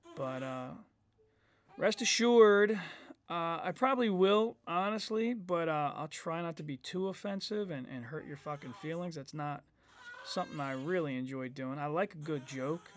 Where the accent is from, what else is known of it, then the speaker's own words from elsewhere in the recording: United States; I'm an American.